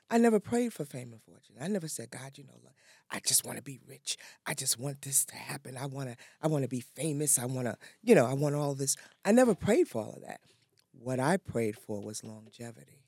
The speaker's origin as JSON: {"language": "English", "town": "New York City", "region": "New York", "country": "United States", "tie": "born or raised there", "said": "I'm originally from New York."}